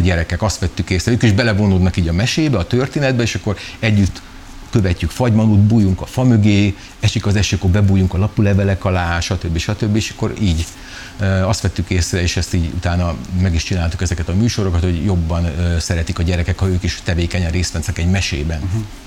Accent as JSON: {"language": "Hungarian", "town": "Szeged", "region": "Csongrád-Csanád", "country": "Hungary", "said": "szegediek vagyunk"}